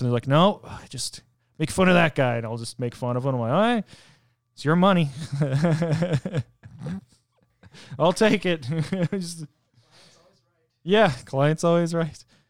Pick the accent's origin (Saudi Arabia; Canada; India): Canada; where I'm from in Canada